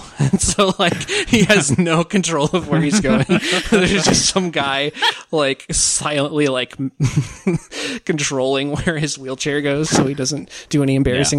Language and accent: English; Washington, Iowa, United States; now in Polk County, Iowa, United States; I'm Washington, Iowa. That's my hometown. So that's a little further south.